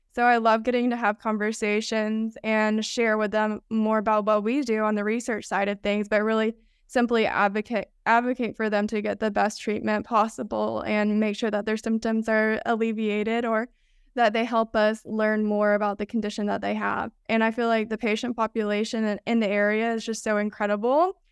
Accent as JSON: {"language": "English", "town": "Rome", "region": "Georgia", "country": "United States", "also_born_or_lived": "Athens, Georgia", "moved": "as an adult", "lives_now": "San Francisco, United States", "said": "I'm originally from Rome, Georgia, which is a town kind of in between Chattanooga and Atlanta."}